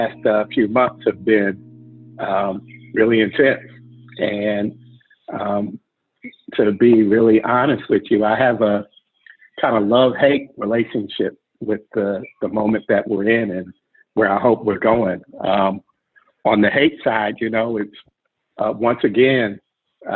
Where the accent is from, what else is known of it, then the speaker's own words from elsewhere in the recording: Oakland, California, United States; I grew up in Oakland in a family of people who are really active in the community